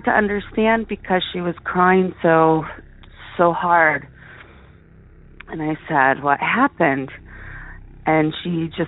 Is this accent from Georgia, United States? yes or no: no; Portland, Oregon, United States; moved away as an adult; now in Girdwood, United States; Originally I'm from Portland, Oregon